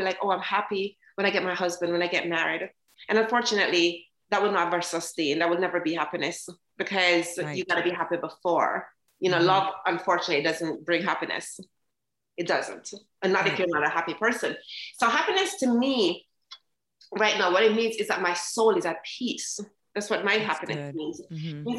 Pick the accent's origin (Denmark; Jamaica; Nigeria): Jamaica; now in United States; I came from Jamaica, very happy girl, very bold girl. And when I came to America